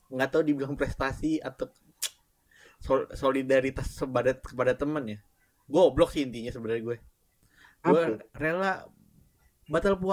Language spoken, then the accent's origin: Indonesian; Bekasi, West Java, Indonesia; also born or lived in Jakarta; dari Bekasi nih, kan gue gue SD di Bekasi, terus gue SMP ke Jakarta.